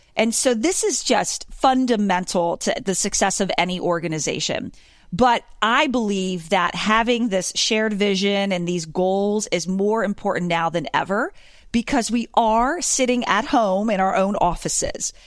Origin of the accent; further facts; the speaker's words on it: Pennsylvania, United States; I'm from Pennsylvania originally.